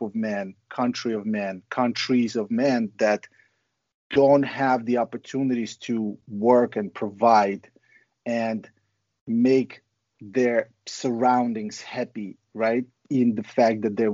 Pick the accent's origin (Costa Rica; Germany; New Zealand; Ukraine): Ukraine; now in United States; growing up in Ukraine was pretty crazy.